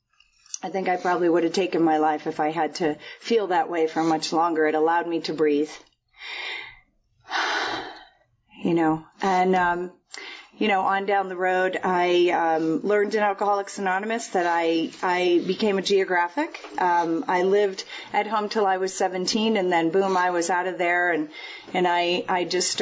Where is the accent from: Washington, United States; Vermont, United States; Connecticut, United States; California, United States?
Connecticut, United States; now in Park City, United States; I grew up in Connecticut, just outside New York City, about 45 minutes outside in Manhattan